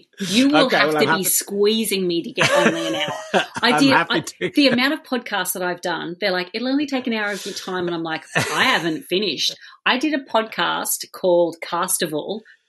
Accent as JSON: {"language": "English", "country": "Australia", "said": "Being Australian, we take culture from both of those"}